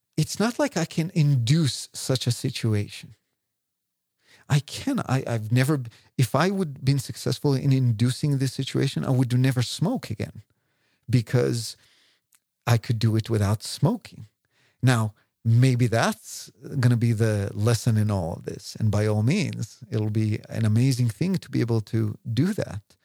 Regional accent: Israel; now in London, United Kingdom; I came from Israel

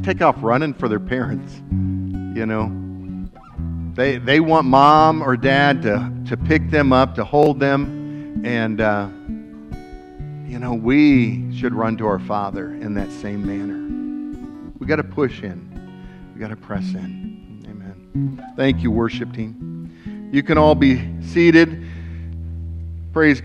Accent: West Alexandria, Ohio, United States; We grew up over in West Alexandria, so just 35 through New Lebanon, small little town, one stoplight

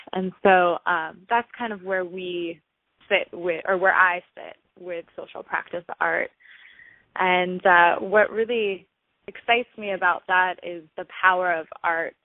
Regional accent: Los Angeles, California, United States; also born or lived in Boston; I grew up in Los Angeles

